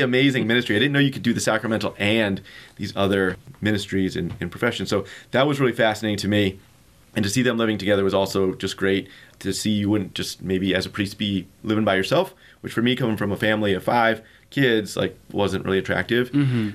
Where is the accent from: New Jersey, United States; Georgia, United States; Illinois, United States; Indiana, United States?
Indiana, United States; Marion; I'm from Indiana originally. My hometown is Marion, Indiana